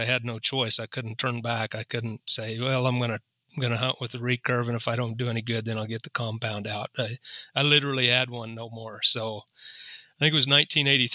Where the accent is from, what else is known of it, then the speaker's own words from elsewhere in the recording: Kansas, United States; moved away; I grew up in Kansas. My dad was a farmer, a part-time farmer and a truck driver. And I grew up on a family farm.